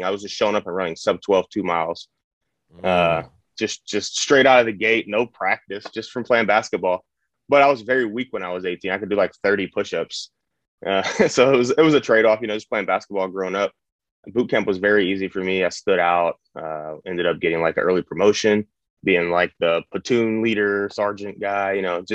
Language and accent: English; Cleveland, Ohio, United States; moved away as an adult; also born or lived in Georgia; I'm from Cleveland, Ohio. Grew up there since age 11. I was born there